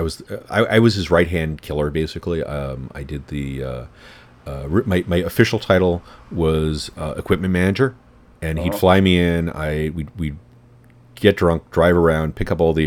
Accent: New York City, New York, United States; I'm in New York. I'm from New York

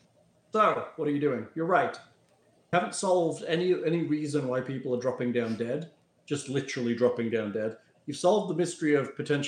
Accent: England, United Kingdom; moved away

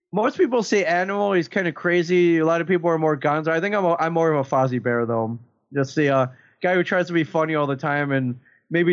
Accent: Michigan, United States; We're both from Michigan

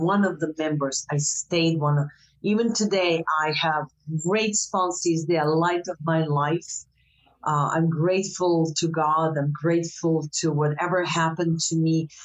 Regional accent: Croatia; moved away as an adult; also born or lived in United States; I came back in 1999 from States

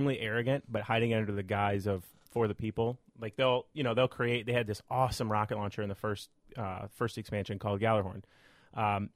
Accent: Iowa, United States; I'm from Iowa

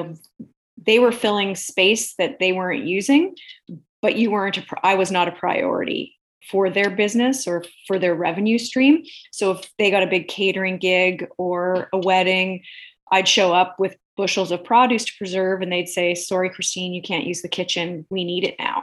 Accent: Alberta, Canada; I grew up in Alberta, and like any Alberta girl of my generation

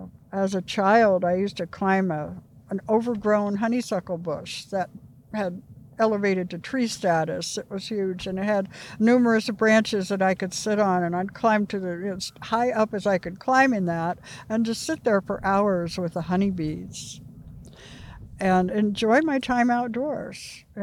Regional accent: Clay County, Indiana, United States; I've lived in other places in my life, but I was born in Indianapolis, and at a very early age, as a baby, I moved to Clay County and lived with my grandparents and my mother on my grandpa's old homestead.

